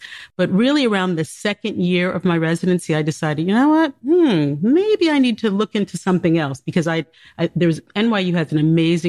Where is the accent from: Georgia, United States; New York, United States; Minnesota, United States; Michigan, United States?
New York, United States; New York City; I grew up in New York City.